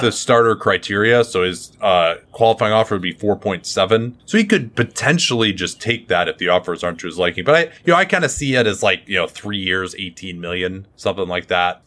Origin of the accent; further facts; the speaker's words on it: United States; as an American Patriot